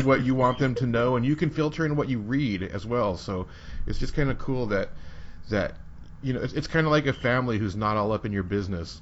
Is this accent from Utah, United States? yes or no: yes; Utah, United States; now in San Diego, United States; I'm from Utah